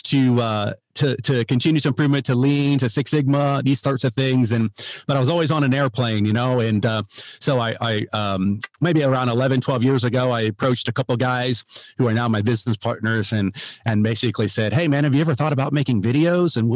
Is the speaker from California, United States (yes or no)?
no; Ohio, United States; now in Texas, United States; Yeah. So, well, um, myself, uh, yeah, I live in uh, live in Texas now, but I'm from Ohio originally